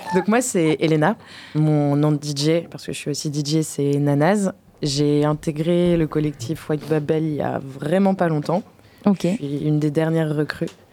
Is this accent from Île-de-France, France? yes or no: no; Poitiers, Nouvelle-Aquitaine, France; moved away as an adult; also born or lived in Brussels; je suis née à Poitiers, mais j'ai vécu 5 ans à Bruxelles